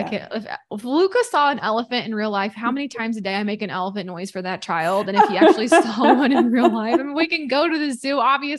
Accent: Missouri, United States; We did that growing up all the time, had fish fry, but I'm from Missouri. So it was always like catfish that we did, like fish fry catfish.

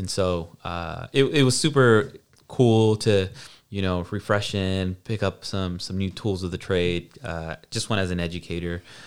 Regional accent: Hayward, California, United States; I grew up in South Hayward

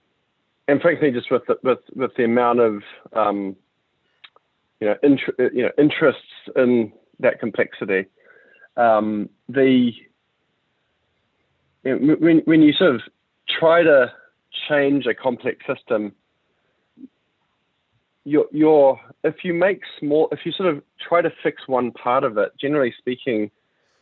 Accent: New Zealand; moved away as an adult; also born or lived in United States; I'm from New Zealand and that's where I'm at right now.

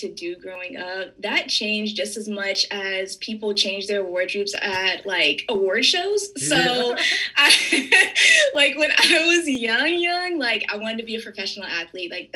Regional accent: Raleigh, North Carolina, United States; I was raised in North Carolina, so Raleigh area. Shout out to Garner.

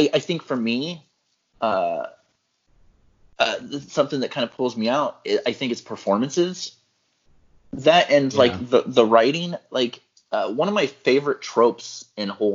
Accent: Central Valley, California, United States; growing up in the Central Valley

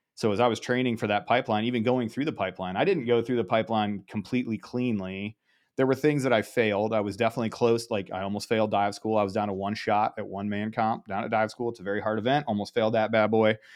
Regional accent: Ohio, United States; grew up in Ohio

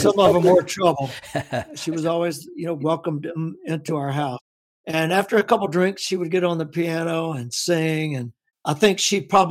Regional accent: Winston-Salem, North Carolina, United States; moved away; also born or lived in Florida; I was born and raised in Winston-Salem

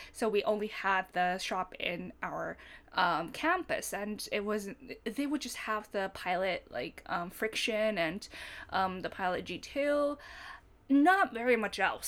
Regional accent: Fukuoka, Japan; moved away as an adult; I grew up in Fukuoka

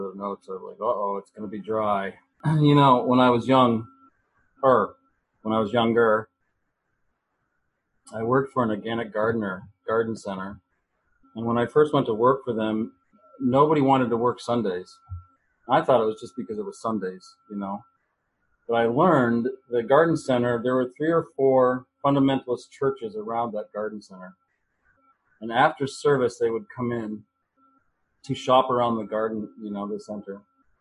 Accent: United States; As an American, I was raised to believe in the American dream

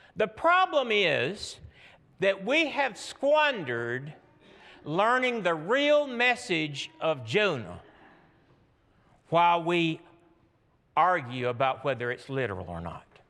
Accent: Georgia, United States; I'm from Georgia

